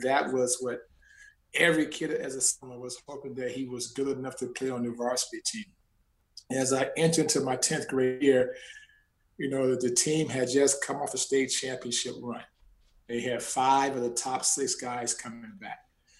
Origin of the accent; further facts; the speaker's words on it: Flint, Michigan, United States; I just happened to be Flint Northwestern School District.